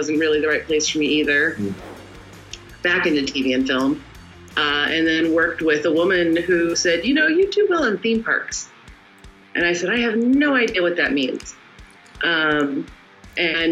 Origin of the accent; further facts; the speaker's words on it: Connecticut, United States; I was born in the U.S. in Connecticut. Grew up there.